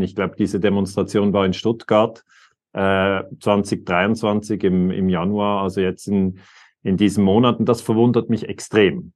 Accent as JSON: {"language": "German", "country": "Switzerland", "said": "für mich als Schweizer"}